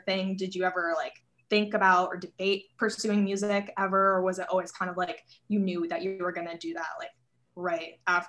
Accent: New Jersey, United States; So I'm also from New Jersey, and it's just like suburbia, small town, I know.

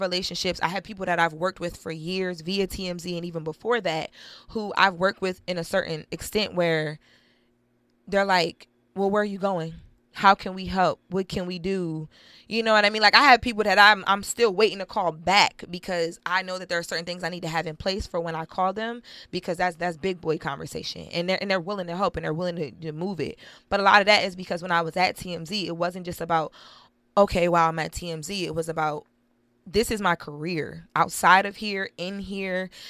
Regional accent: Wilmington, Delaware, United States; I'm from the inner city, I'm from Wilmington, Delaware

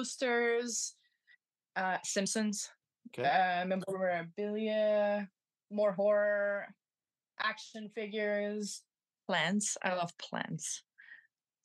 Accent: Montreal, Quebec, Canada; I'm from Montreal

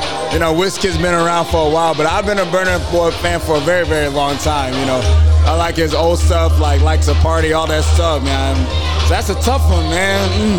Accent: Oklahoma, United States; moved away as an adult; now in Chicago, United States; I'm from Oklahoma.

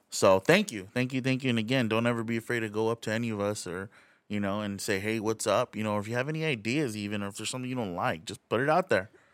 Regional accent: Rialto, California, United States; now in Redlands, United States; twenty minutes away from Redlands where we grew up, which is a little city of Rialto

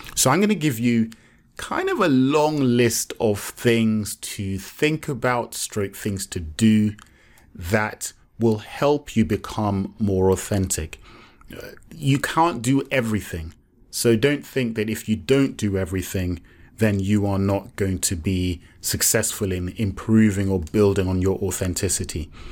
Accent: Nigeria; I'm Yoruba, I'm Nigerian.

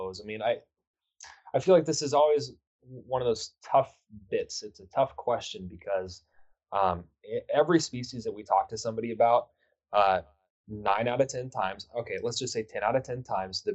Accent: Houston, Texas, United States; now in Minnesota, United States; I'm originally from Houston

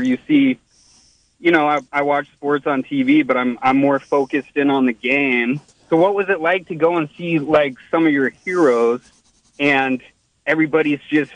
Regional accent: Fort Bragg, California, United States; I grew up in Fort Bragg

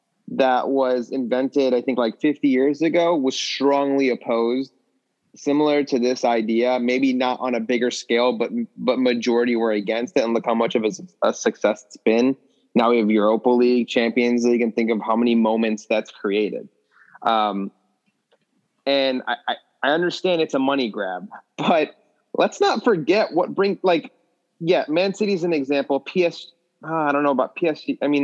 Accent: United States; I'm American.

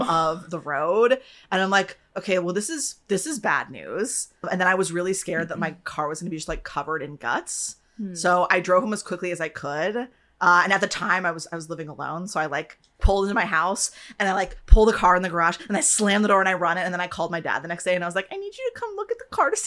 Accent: Wisconsin, United States; moved away as an adult; now in Los Angeles, United States; So I'm from Wisconsin.

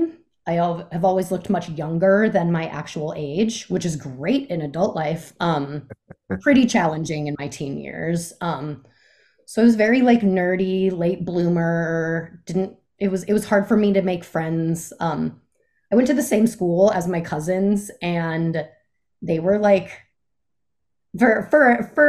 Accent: Aurora, Colorado, United States; born or raised there; moved away; also born or lived in Chicago, Illinois / Jackson Hole, Wyoming

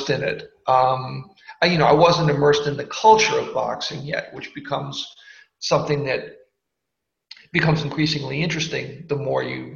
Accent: Boston, Massachusetts, United States; I'm from Boston, and I grew up in a semi-affluent house

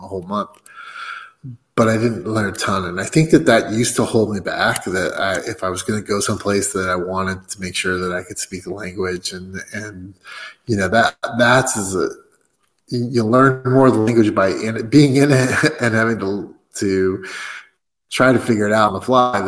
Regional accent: United States; I'm American

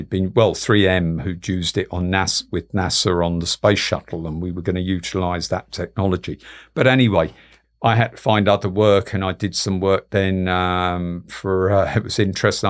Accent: London, United Kingdom; my parents are Galway people, but, you know, I grew up in London

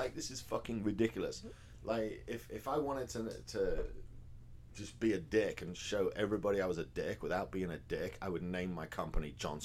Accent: England, United Kingdom; moved away as an adult; now in Texas, United States; I'm English

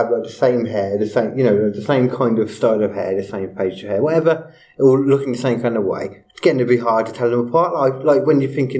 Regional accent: Liverpool, North West England, United Kingdom; I'm from Liverpool, I am.

